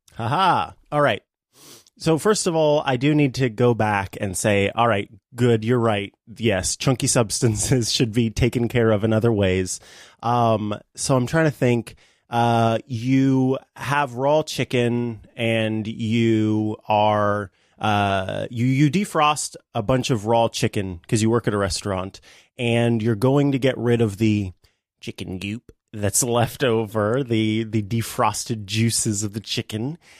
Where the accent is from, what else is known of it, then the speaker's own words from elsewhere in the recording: Missouri, United States; I am from the Show Me State